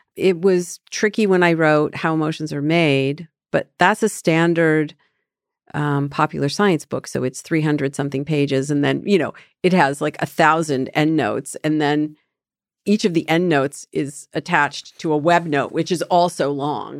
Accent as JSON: {"language": "English", "country": "Canada", "moved": "yes", "said": "I'm from Canada"}